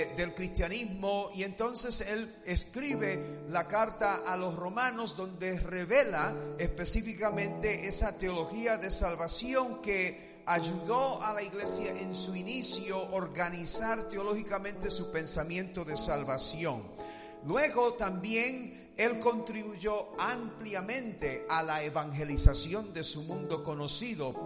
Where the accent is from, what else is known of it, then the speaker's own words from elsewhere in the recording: United States; Spanish is a second language; como americano